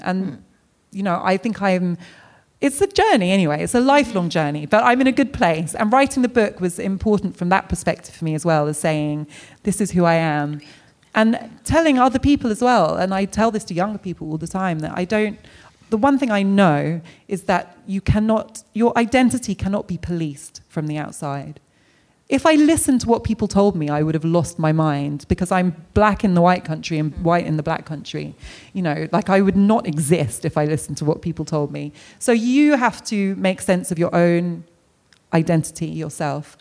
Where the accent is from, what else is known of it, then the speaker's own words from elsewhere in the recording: United Kingdom; as a British person of colour